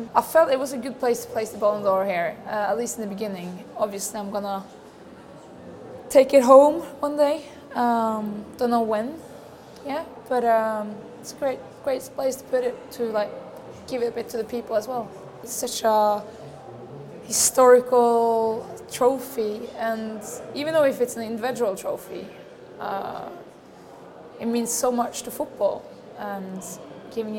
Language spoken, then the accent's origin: English; Norway; moved away as an adult; now in Lyon, France; I'm from Norway.